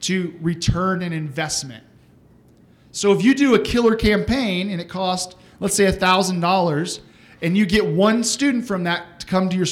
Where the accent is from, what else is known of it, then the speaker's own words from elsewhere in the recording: Texas, United States; I'm from Texas